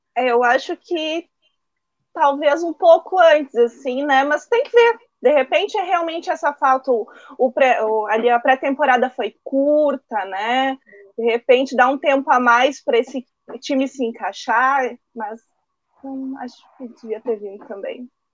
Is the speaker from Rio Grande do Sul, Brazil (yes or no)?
yes; Farroupilha, Rio Grande do Sul, Brazil; Eu sou aqui de Farroupilha, eu moro aqui em Farroupilha